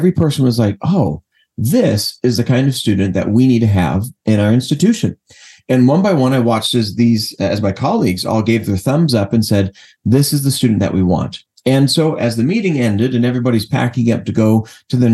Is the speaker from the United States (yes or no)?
yes; Los Angeles, California, United States; I'm from Los Angeles originally